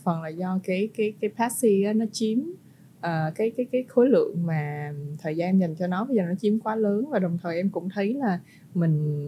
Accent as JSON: {"language": "Vietnamese", "country": "Vietnam", "said": "mình là người Việt Nam"}